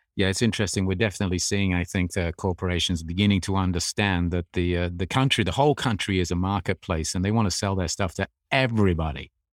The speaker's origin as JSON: {"language": "English", "region": "England", "country": "United Kingdom", "tie": "born or raised there", "moved": "yes", "said": "I grew up in England"}